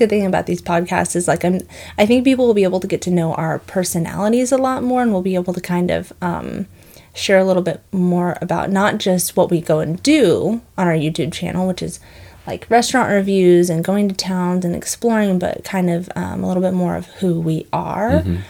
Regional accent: Midwest, United States; We are both from the Midwest. Mm-hmm. I grew up kind of all over the place, but originally from the Midwest.

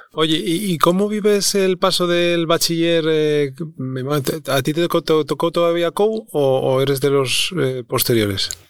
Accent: Avilés, Asturias, Spain; yo nací en Avilés también

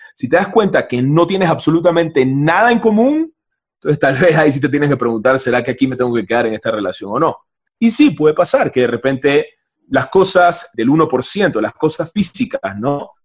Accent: Panama; yo vengo de Panamá, de un país capitalista totalmente distinto

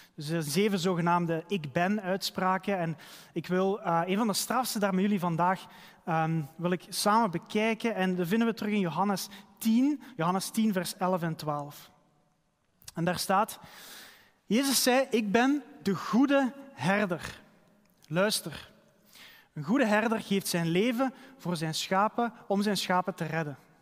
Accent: Halen, Flanders, Belgium; bij ons in de straat waar ik ben opgegroeid in Halen

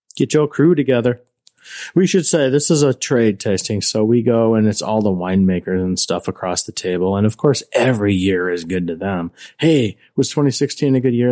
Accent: Chicago, Illinois, United States; we're from Chicago

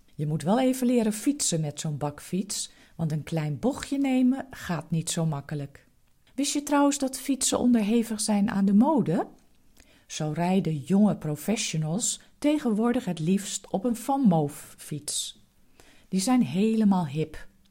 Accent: Netherlands; Als echte Nederlanders

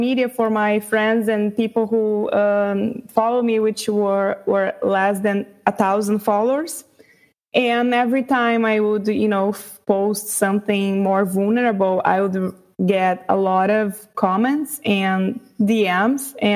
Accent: Brazil; first language Portuguese; English is a second language; I was born in Brazil and raised

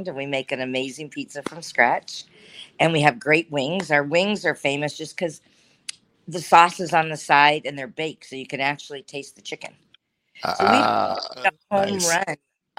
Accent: San Diego, California, United States; now in Estero, United States; I'm born and raised in San Diego, California.

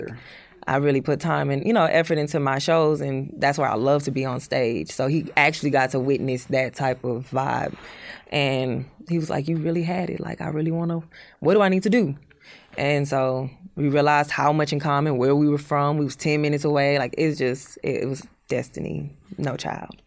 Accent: Houston, Texas, United States; I was born in Houston

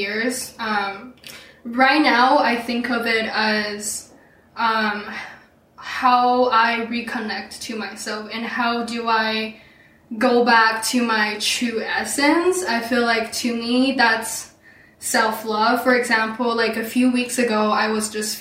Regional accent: Shanghai, China; now in Vancouver, Canada; I'm originally from Shanghai, China

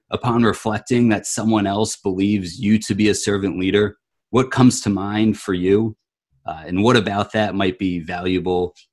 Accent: Northern California, United States; growing up in Northern California

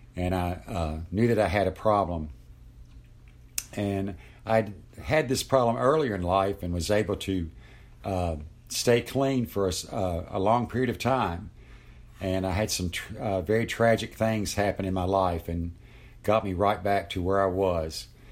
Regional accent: Lexington, Kentucky, United States; I'm sixty-three years old, and I'm from Lexington, Kentucky

